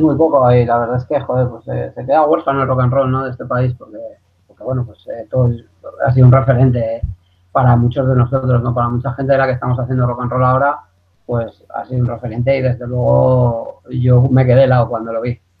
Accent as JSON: {"language": "Spanish", "town": "Teruel", "region": "Aragon", "country": "Spain", "said": "yo soy muy de mi tierra"}